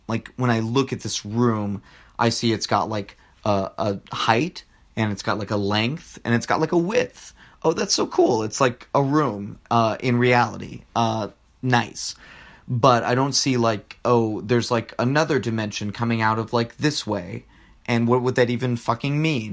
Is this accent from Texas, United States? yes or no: yes; Rio Grande Valley, Texas, United States; I'm from the Rio Grande Valley